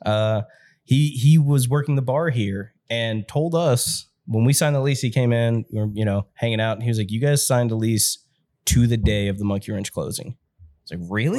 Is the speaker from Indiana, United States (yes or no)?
yes; New Albany, Indiana, United States; also born or lived in Jeffersonville, Indiana; I grew up in New Albany